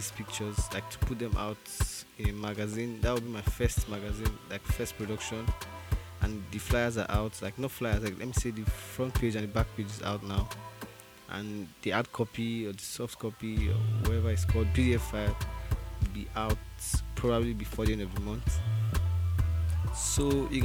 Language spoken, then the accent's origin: English; Nigeria; moved away; I'm Nigerian.